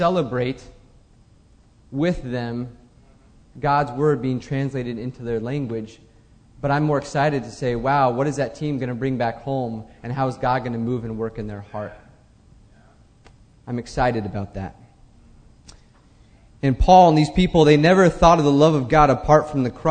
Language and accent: English; United States; I'm an American